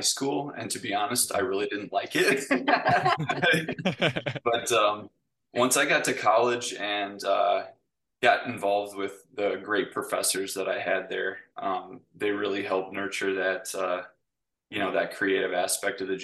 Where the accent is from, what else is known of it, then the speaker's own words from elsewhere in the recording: Brodhead, Wisconsin, United States; also born or lived in Hillsboro, Wisconsin; I grew up in Broadhead, Wisconsin, which is a little town just south of Madison